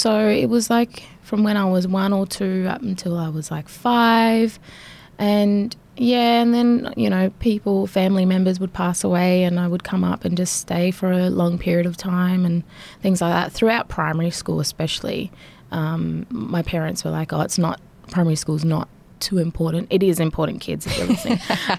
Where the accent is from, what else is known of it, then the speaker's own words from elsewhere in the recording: Nhulunbuy, Northern Territory, Australia; also born or lived in Sydney; I was born in Sydney, but then after that moved up here, and I've sort of just been back and forth my whole life between Nhulunbuy